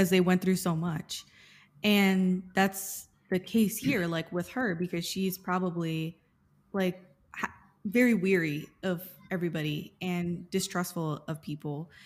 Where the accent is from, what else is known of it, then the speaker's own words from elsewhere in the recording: Miami, Florida, United States; I'm half Cuban and I grew up in Miami